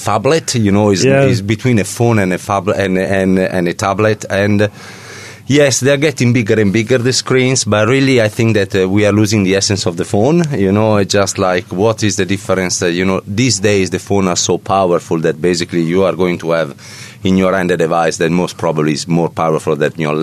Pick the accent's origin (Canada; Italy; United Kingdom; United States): Italy; accent: Italian; now in New Zealand; I'm Italian, as probably everybody can pick up from my accent.